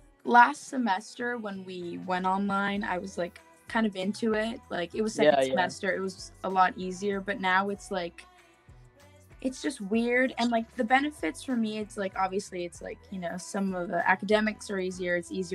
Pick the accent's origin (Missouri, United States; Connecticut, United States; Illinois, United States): Missouri, United States; Jefferson City; born there; Well, I was born in Jefferson City, Missouri.